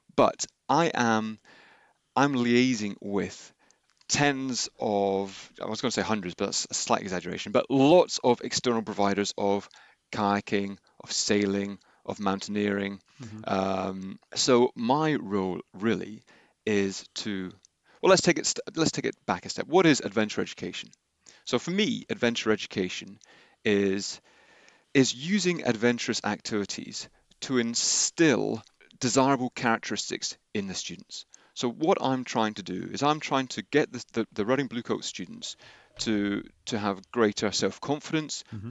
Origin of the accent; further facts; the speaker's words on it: Henley-on-Thames, South East England, United Kingdom; also born or lived in Glasgow; I was born in Glasgow. Uh, I moved around a little bit, but then came to Henley uh, when I was around 10 years old and went to Trinity.